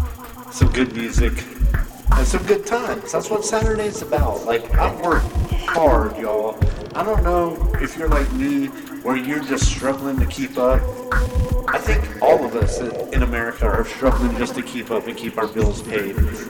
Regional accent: Knoxville, Tennessee, United States; my hometown, Knoxville

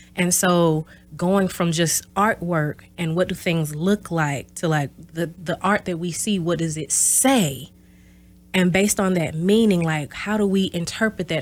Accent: Mississippi, United States; moved away as an adult; also born or lived in Houston, Texas / Louisville, Kentucky; now in Oshkosh, United States; I'm originally from Mississippi, small town Bassville, Mississippi, in South, or South, S O U F

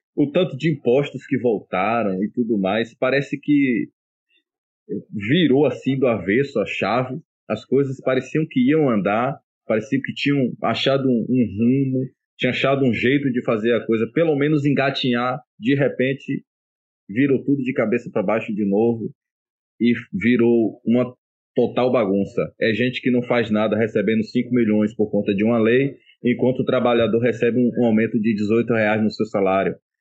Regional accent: Brazil; moved away as an adult; now in Portugal; eu sou brasileiro

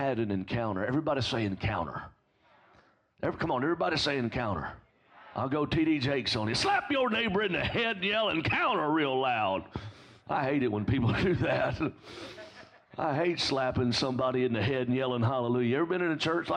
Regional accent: Alabama, United States

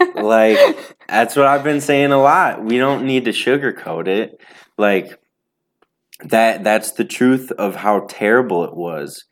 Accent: Racine, Wisconsin, United States; I'm from Racine, Wisconsin

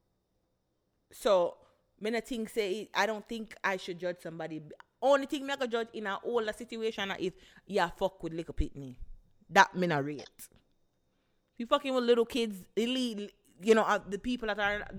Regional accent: Jamaica; we are Jamaican

